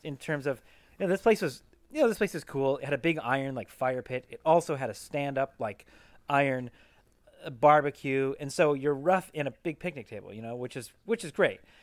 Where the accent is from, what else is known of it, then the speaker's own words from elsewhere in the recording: Pacific Northwest, United States; I grew up in the Pacific Northwest